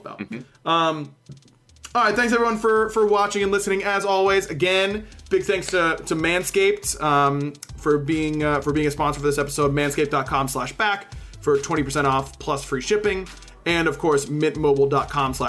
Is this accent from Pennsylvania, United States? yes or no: yes; Pittsburgh, Pennsylvania, United States; I grew up in Pittsburgh